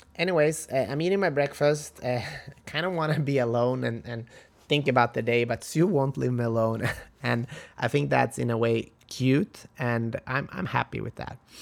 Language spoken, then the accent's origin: English; Halmstad, Halland County, Sweden; moved away; my hometown, in Sweden, Halmstad.